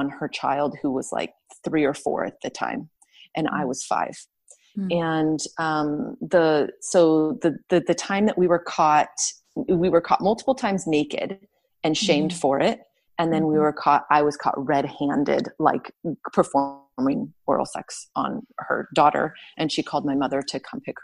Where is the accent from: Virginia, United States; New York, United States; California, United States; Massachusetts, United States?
California, United States; Southern; I was raised in Southern California where it was warm